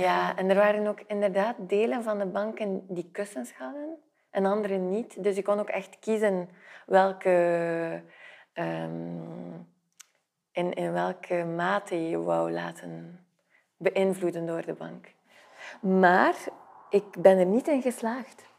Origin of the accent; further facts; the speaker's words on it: Flanders, Belgium; moved away; also born or lived in south of France / Brussels; ben ik Vlaming.